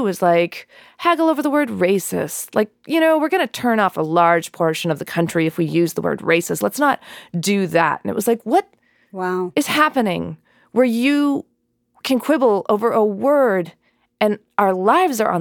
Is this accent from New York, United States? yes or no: no; New Mexico, United States; I grew up in New Mexico